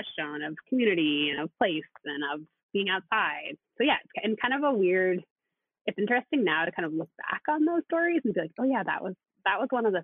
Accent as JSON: {"language": "English", "town": "Boston", "region": "Massachusetts", "country": "United States", "tie": "born or raised there", "said": "I grew up in a city. I grew up in Boston"}